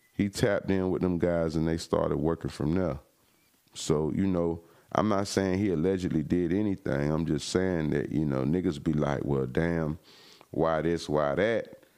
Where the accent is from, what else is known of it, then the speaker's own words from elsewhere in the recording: Florida, United States; I'm from the crib, I'm from Florida, I'm from down south, even from Tallahassee